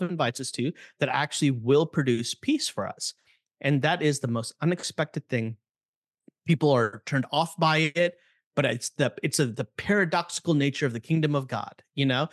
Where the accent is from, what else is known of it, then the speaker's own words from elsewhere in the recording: Chicago, Illinois, United States; I grew up in Chicago